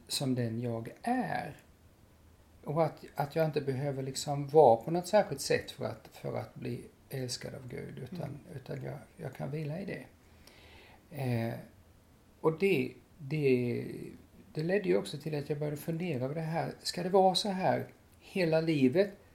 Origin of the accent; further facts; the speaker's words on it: Lilla Rottne, Kronoberg County, Sweden; i Lilla Rottne där jag växte upp